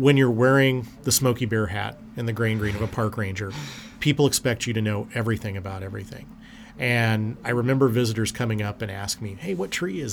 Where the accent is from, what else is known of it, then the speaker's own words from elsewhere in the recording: Springfield, Missouri, United States; I grew up here in Springfield